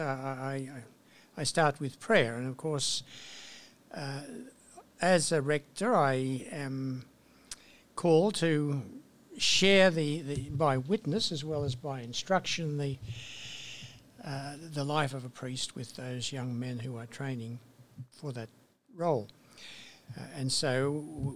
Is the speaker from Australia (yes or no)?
yes; Portland, New South Wales, Australia; also born or lived in Bathurst, New South Wales; I was born in a small town in New South Wales, country New South Wales, Central West, called Portland